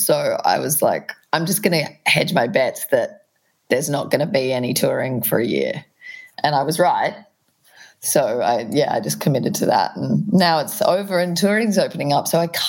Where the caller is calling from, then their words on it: Brunswick, Victoria, Australia; I'm at home in Brunswick, Victoria.